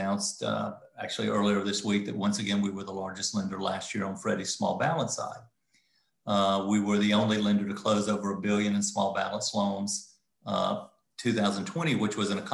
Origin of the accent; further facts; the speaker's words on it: the Carolinas, United States; also born or lived in South Florida; now in Charlotte, United States; I was in South Florida at the time, but I'm from the Carolinas